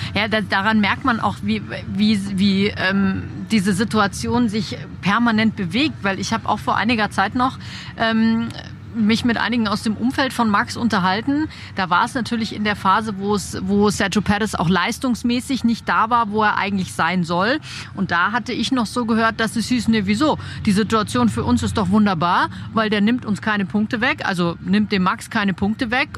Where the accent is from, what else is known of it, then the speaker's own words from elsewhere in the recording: Germany; bei uns in Deutschland